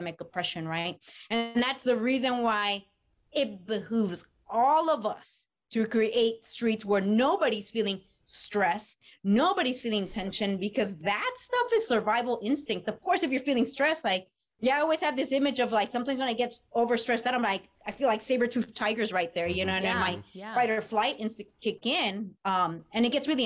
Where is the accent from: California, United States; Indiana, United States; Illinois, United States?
California, United States; Los Angeles; I was born and raised in Echo Park